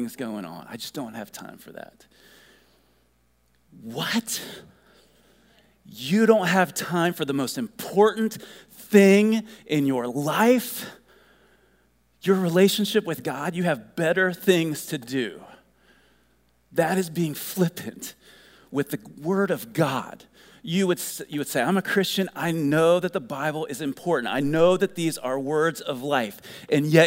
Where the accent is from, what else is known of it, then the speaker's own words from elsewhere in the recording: Ohio, United States; growing up in Ohio